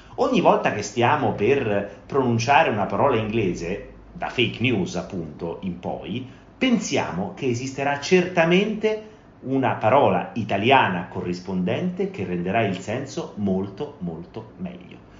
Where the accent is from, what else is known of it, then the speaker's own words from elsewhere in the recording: Rome, Lazio, Italy; sono di Roma